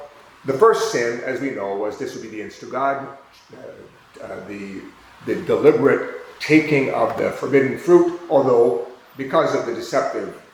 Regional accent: United States; I'm from the United States.

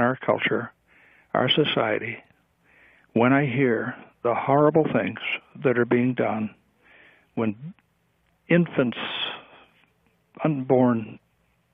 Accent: United States; we as American people

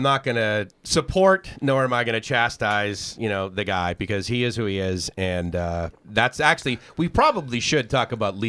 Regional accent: near Boston, Massachusetts, United States; now in Thailand; I grew up, you know, near Boston area too

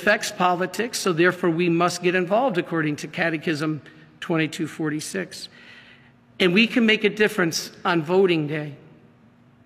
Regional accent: Michigan, United States; I'm from Michigan

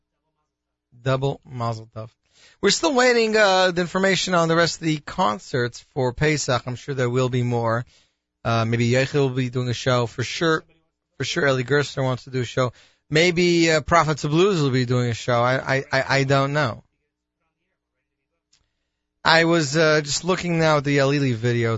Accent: Canada; accent: Canadian; my Canadian accent

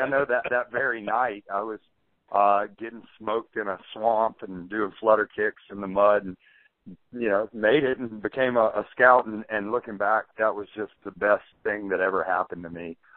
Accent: Birmingham, Alabama, United States; I'd say Birmingham.

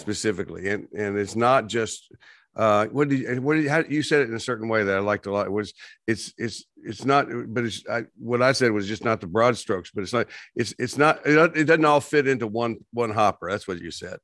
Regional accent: West Texas, United States; moved away; I grew up in West Texas, and we had these dust storms

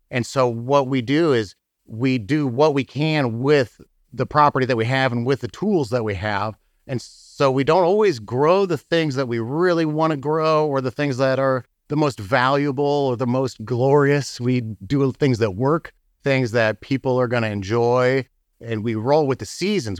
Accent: Muncie, Indiana, United States; moved away as an adult; also born or lived in California / St. Louis, Missouri; now in Bourbon, Missouri, United States; I'm from Indiana. I grew up in Muncie, Indiana

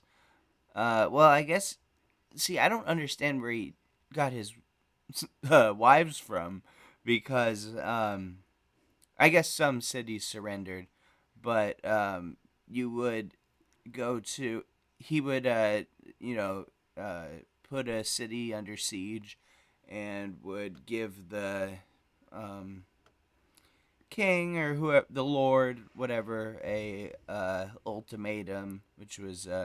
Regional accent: United States; as an American

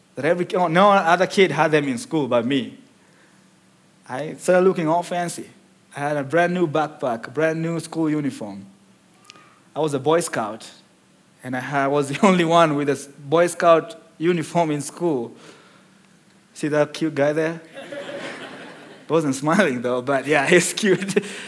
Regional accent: Nairobi, Kenya; moved away; I was born in the second largest slum in Kenya called Mathare, which is in Nairobi as well.

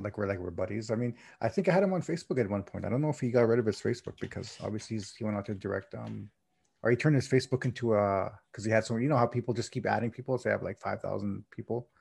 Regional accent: Canada; I'm Canadian

